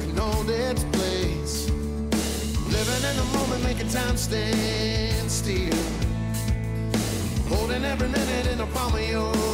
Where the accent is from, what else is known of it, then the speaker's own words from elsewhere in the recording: the South, United States; like I said, growing up in the South, um, learn to love everybody, learn to love family and community